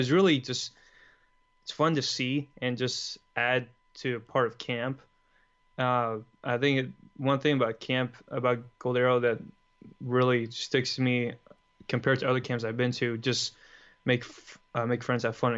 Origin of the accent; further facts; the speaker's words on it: Los Angeles, California, United States; I'm from Los Angeles, California. I'm the oldest of 5 kids